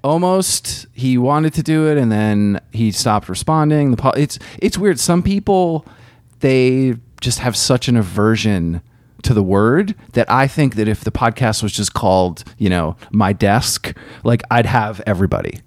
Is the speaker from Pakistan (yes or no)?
no; Burlington, Vermont, United States; I grew up in Burlington, Vermont